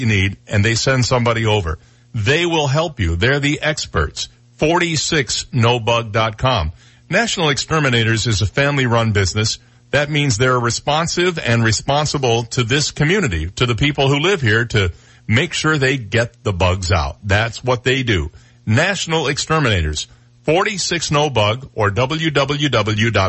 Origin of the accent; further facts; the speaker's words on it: Flint, Michigan, United States; now in Naples, United States; I grew up in Flint, Michigan